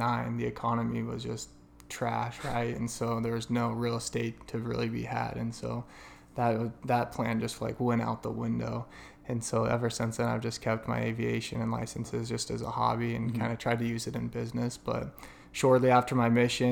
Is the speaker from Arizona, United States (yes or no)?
yes; Gilbert, Arizona, United States; also born or lived in Price, Utah; I consider myself an Arizona native, even though I was born in Price, Utah.